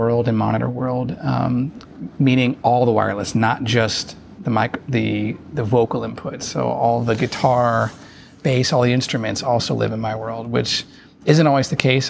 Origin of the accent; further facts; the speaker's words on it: Cincinnati, Ohio, United States; I'm from Cincinnati, Ohio